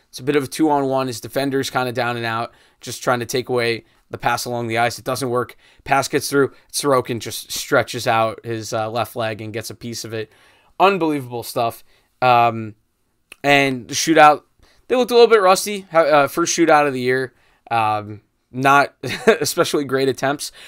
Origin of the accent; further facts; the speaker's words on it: United States; first language English; I'm an American. Can't even succeed in my own language